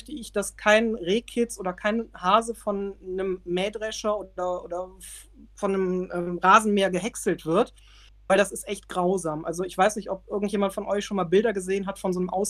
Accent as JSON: {"language": "German", "region": "North Rhine-Westphalia", "country": "Germany", "said": "Aber ich komme halt hier aus der Nähe von Düsseldorf. Es ist halt sehr Großstadt geprägt."}